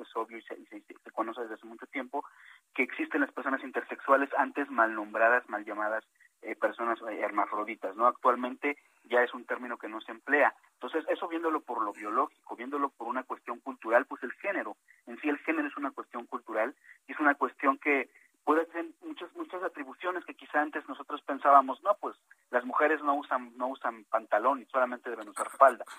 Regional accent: Mexico City, Mexico; nací en la Ciudad de México, aunque mis papás son migrantes

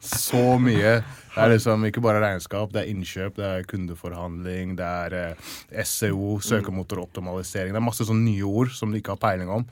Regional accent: England, United Kingdom; Norwegian is a second language; now in Norway; jeg er oppvokst i England, England

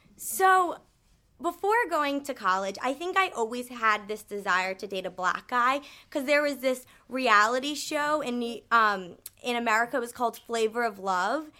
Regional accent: United States; I am American

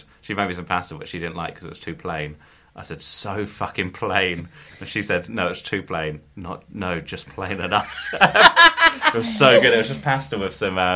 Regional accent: Lovedean, South East England, United Kingdom; I grew up outside of Portsmouth in the burbs

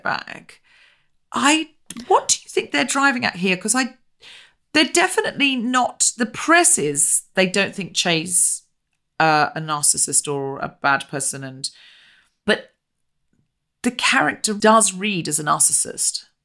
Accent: Australia; We're both Australian

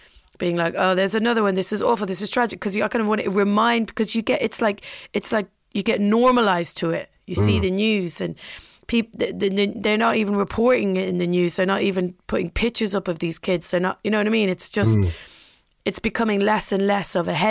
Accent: Ireland; now in London, United Kingdom; I'm Irish, so I don't consider myself British at all

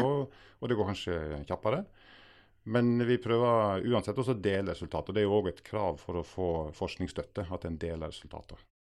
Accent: Agder, Norway; Agder, der jeg er fra i utgangspunktet

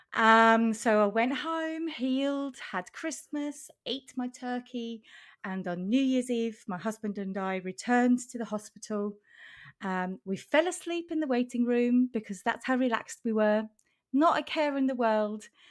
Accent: Switzerland; now in Norwich, United Kingdom; I am in the U K, in Norwich. I'm originally from Switzerland.

